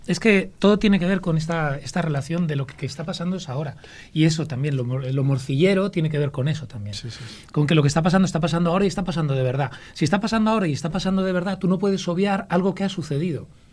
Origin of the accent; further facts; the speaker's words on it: Ávila, Castile and León, Spain; also born or lived in Madrid / Salamanca; nací en Madrid y luego me crié en Ávila